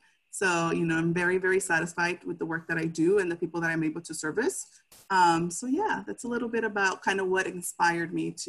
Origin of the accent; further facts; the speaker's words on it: United States; I did have, you know, the privilege to, I guess, be born here.